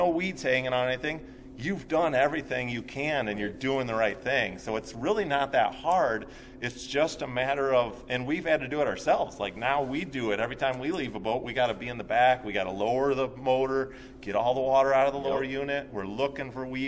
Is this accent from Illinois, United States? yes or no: yes; Chicago, Illinois, United States; moved away; I grew up in the Chicagoland area